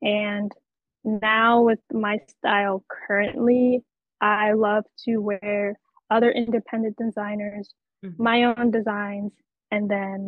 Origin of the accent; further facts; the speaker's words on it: Pennsylvania, United States; now in New York, United States; I'm Pennsylvania.